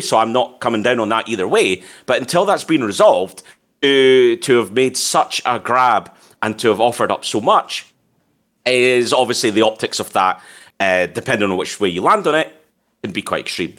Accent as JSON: {"language": "English", "region": "Scotland", "country": "United Kingdom", "said": "as a Scottish person"}